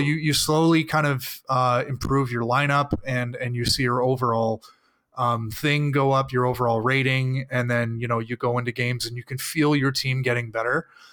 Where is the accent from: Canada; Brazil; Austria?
Canada; I am Canadian